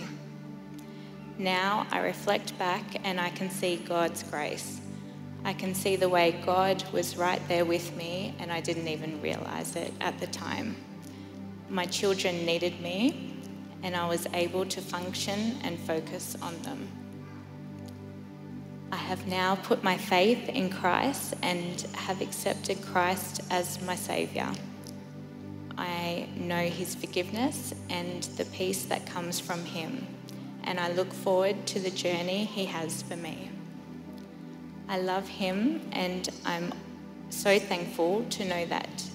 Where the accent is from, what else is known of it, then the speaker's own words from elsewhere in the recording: Inverell, New South Wales, Australia; moved away as an adult; also born or lived in Sunshine Coast, Queensland; I was born in Inverell, New South Wales. I went to a Catholic school